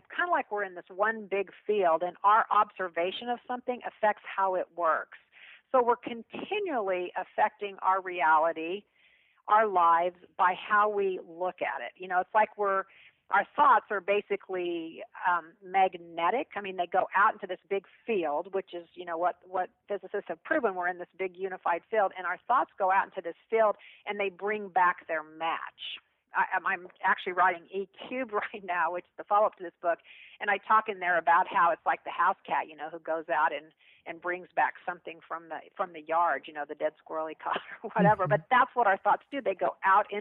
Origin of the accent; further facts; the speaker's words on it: Kansas, United States; I'm a kid from Kansas